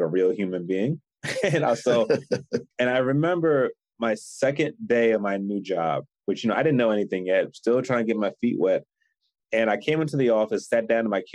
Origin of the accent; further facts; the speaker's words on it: Philadelphia, Pennsylvania, United States; moved away; I'm from Philly originally.